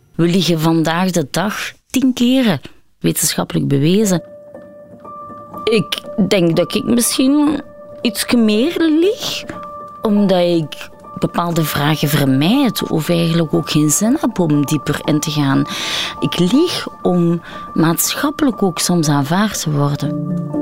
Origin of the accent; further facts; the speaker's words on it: Belgium; also born or lived in India; Ik behoor bij de eerste generatie eigenlijk geadopteerde mensen binnen België. En dan zit het toch wel van, oh ja, ik ben de enige donkere in de klas.